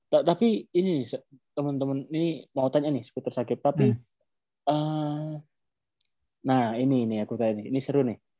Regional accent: Turkmenistan; Indonesian is a second language; now in Konya, Turkey; Tapi kalau untuk orang asing sendiri kayak orang saya kan orang Turkmenistan.

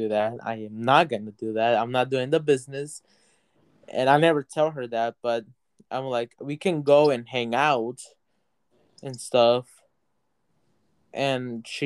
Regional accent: United States; from the U.S.

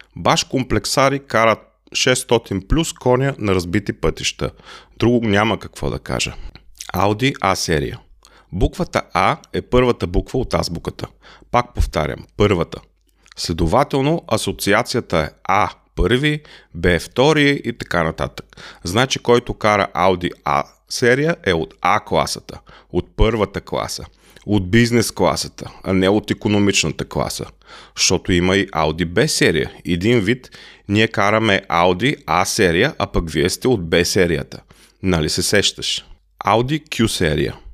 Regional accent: Bulgaria; now in Germany; Аз съм българин

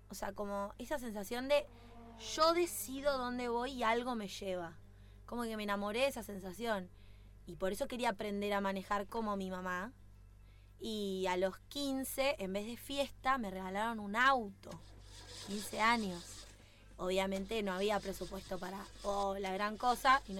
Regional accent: Bariloche, Río Negro, Argentina; Hace dos años que estoy dentro del ambiente del automovilismo, vengo de Bariloche

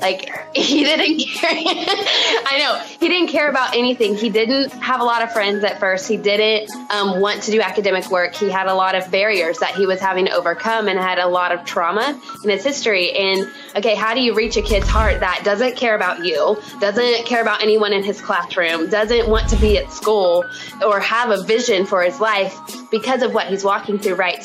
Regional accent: Morrilton, Arkansas, United States; moved away as an adult; also born or lived in Tulsa, Oklahoma; I was born and raised in a super tiny town um, called Morrilton in Arkansas. You'll definitely hear it in my accent.

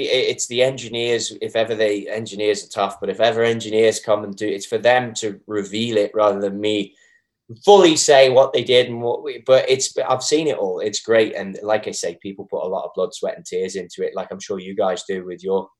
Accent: England, United Kingdom; As you can tell, I'm English.

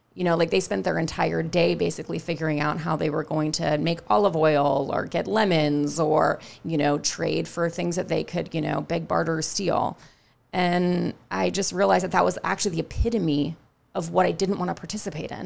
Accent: Northern California, United States; also born or lived in New York; now in Charleston, United States; I grew up in a very foggy, sort of mild climate

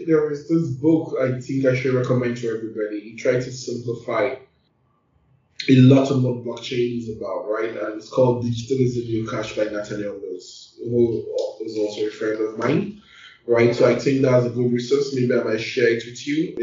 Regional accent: Nigeria; being a Nigerian, like I take more in Africa and Nigeria than any other place

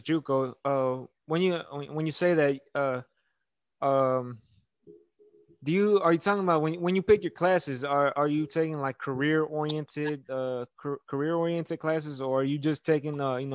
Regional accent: Houston, Texas, United States; I'm from Houston. Played ball at Klein Forest High School

